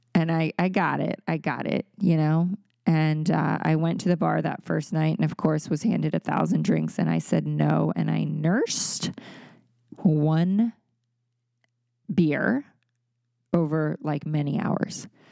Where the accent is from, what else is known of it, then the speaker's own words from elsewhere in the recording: Maryland, United States; moved away as an adult; also born or lived in California; That was still in Maryland, in my hometown